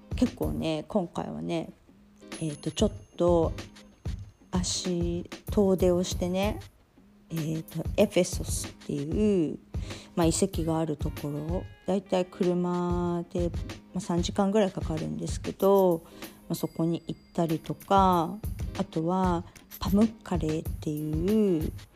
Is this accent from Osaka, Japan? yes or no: no; Tokyo, Japan; moved away as an adult; now in Bodrum, Turkey; 私、まあ、東京出身